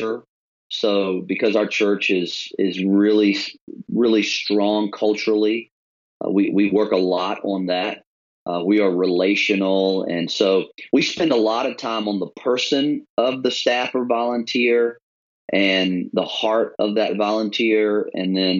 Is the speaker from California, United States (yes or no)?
no; Richmond, Virginia, United States; moved away as an adult; now in Charlotte, United States; We actually came from another part of the East Coast. We're from Richmond originally. And so moved here 15 years ago